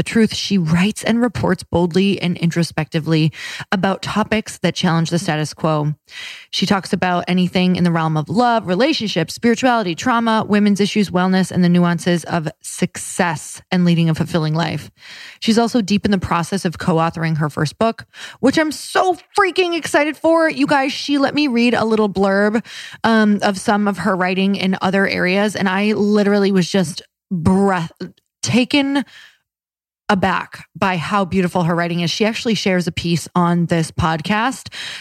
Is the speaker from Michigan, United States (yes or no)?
yes; Upper Michigan and Wisconsin, United States; I'm from Upper Michigan and Wisconsin